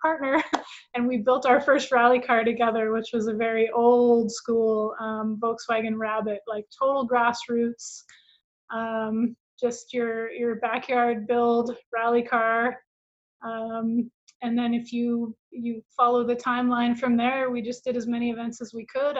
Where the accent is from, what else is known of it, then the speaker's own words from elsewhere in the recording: Calgary, Alberta, Canada; I'm in Calgary, Canada, so that's my hometown